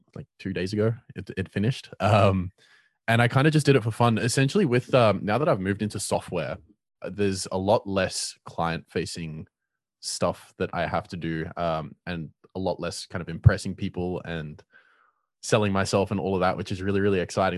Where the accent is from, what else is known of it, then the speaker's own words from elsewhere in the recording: Cape Town, Western Cape, South Africa; I'm from Cape Town and I run a lot of networking events here